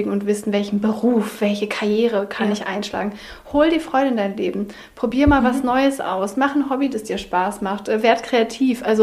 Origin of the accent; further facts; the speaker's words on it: Southern Germany, Germany; Denn ich bin in Süddeutschland aufgewachsen.